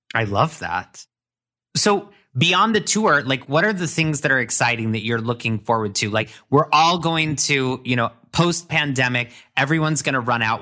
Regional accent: Indiana, United States; I'm from Indiana

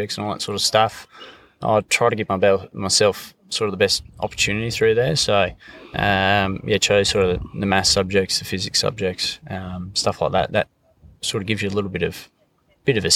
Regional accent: Mount Gambier, South Australia, Australia; moved away as an adult; now in Bungle Bungles, Australia; I'm from Mount Gambier, in South Australia there, right down the bottom tip. So yeah. A little bit of a different climate down there. So, I was born there and lived there until I was 18

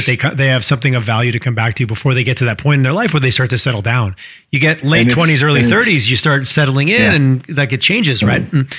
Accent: Quebec, Canada; also born or lived in Montreal; I grew up in Quebec, and Montreal is, I think everyone should live in Montreal at least for 6 to 12 months in your life

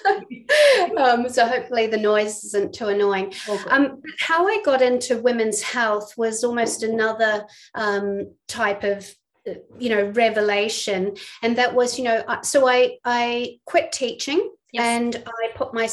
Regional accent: New Zealand; moved away as an adult; also born or lived in England; now in Melbourne, Australia; you can probably tell I'm not from Australia, I'm from New Zealand

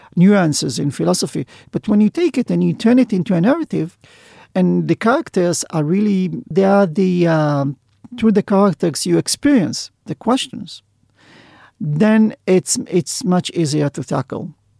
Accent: Sderot, Southern District, Israel; I was born in Zdobot, which is a small town in the south of Israel

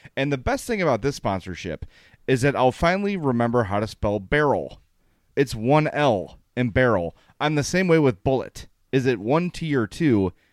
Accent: Chicago, Illinois, United States; I went to high school a block from Ford City Mall

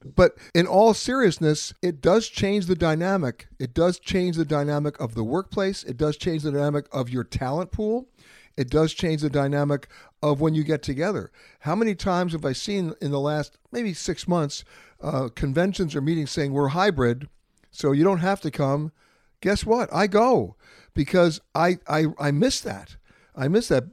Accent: New York, United States; I'm born and raised in New York.

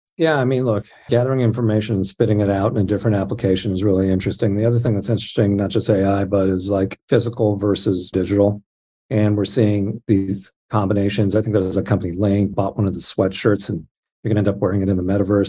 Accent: Anaheim, California, United States; I grew up in Anaheim

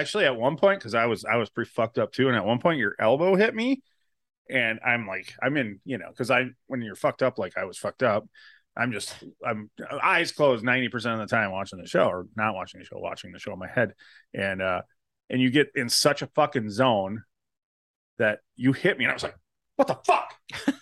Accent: Wisconsin, United States; we're from Wisconsin

